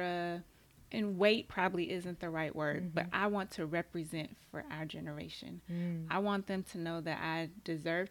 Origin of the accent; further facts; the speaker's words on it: Tulsa, Oklahoma, United States; I'm from Tulsa